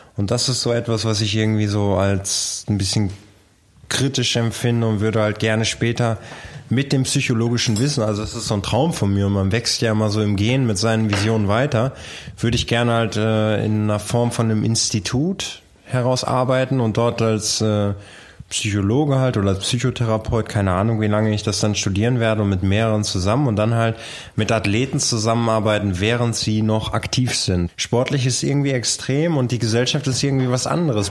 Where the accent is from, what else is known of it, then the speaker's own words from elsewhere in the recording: Bielefeld, North Rhine-Westphalia, Germany; bei uns in Bielefeld